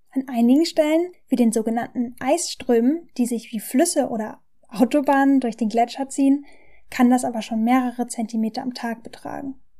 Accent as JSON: {"language": "German", "country": "Germany", "said": "bei uns in Deutschland"}